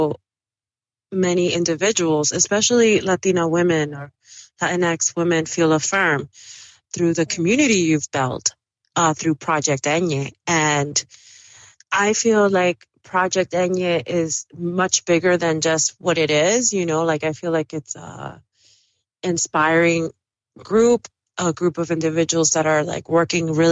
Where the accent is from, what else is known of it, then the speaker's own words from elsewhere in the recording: New York City, New York, United States; first language Spanish; English is a second language; also born or lived in Dominican Republic; I grew up in Washington Heights